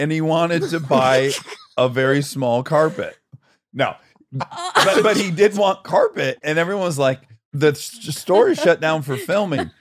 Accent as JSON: {"language": "English", "region": "Michigan", "country": "United States", "moved": "yes", "said": "I'm from Michigan"}